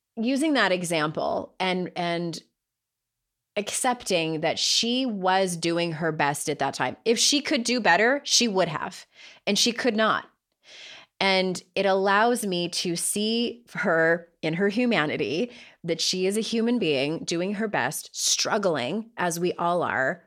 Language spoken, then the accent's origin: English; San Diego, California, United States; accent: Southern California; now in North Carolina, United States; I grew up in San Diego